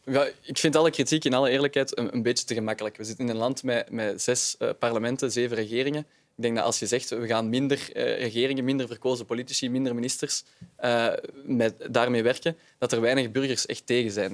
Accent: Vilvoorde, Flanders, Belgium; ik ben van Vilvoorde

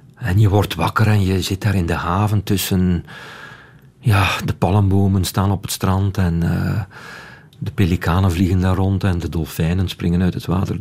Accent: Wetteren, Flanders, Belgium; ik ben opgegroeid in Wetteren.

